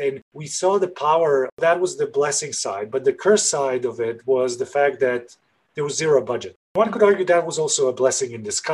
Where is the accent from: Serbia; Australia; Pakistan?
Serbia; Belgrade; I'm originally from Belgrade, Serbia, and I grew up in a country that was in the 90s.